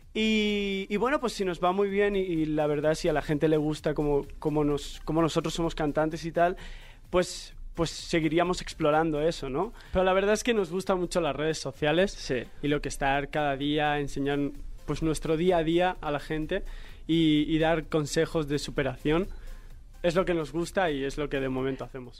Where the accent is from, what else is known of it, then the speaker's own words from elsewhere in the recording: Spain; soy de España